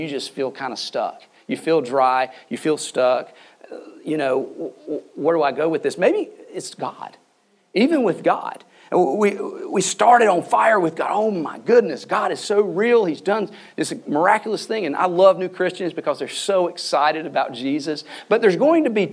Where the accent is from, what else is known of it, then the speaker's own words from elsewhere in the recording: the South, Southern United States, United States; I'm a Southerner